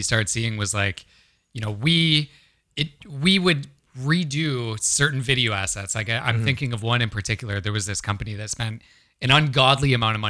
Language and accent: English; Ontario, Canada; now in Vancouver, Canada; So I grew up in Ontario